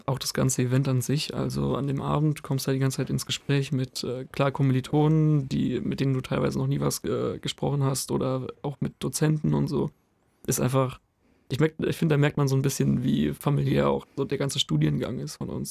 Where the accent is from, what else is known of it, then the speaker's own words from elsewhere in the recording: Heidelberg, Baden-Württemberg, Germany; now in Tübingen, Germany; ich komme ja nicht von hier, ich komme aus Heidelberg